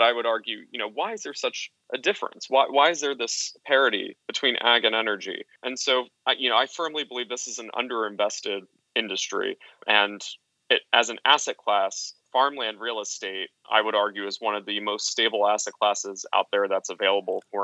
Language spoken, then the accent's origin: English; Hudson Valley, New York, United States; I grew up in the Hudson Valley in New York State